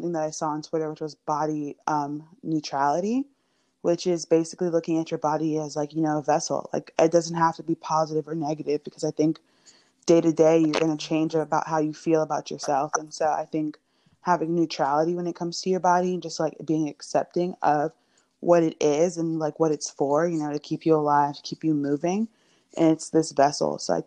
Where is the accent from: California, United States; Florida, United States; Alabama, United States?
Florida, United States; Miami; I'm from Miami, Florida